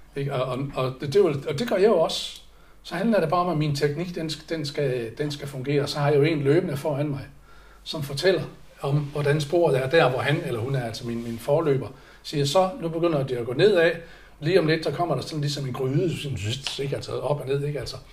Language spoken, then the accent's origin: Danish; Aalborg, North Denmark Region, Denmark; moved away; jeg er opvokset i Aalborg